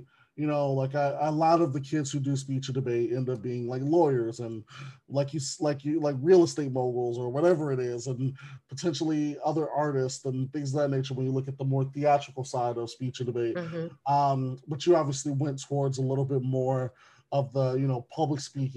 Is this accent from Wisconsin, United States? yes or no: yes; Wisconsin, United States; Wisconsin is one of those, which is my home state